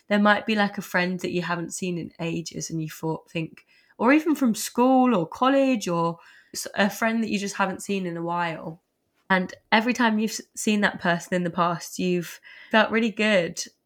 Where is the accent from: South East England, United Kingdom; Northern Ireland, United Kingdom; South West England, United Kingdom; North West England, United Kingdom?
South East England, United Kingdom; Surrey; moved away; I'm from Sun, Surrey originally